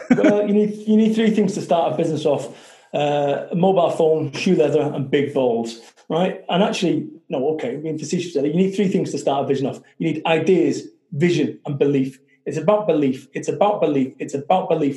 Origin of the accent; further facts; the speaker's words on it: Salford, North West England, United Kingdom; I'm from Salford, Manchester